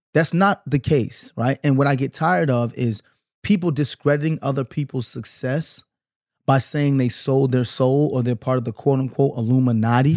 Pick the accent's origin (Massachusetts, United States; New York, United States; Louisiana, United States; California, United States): New York, United States; New York City; I'm from Brooklyn. I grew up in the nineties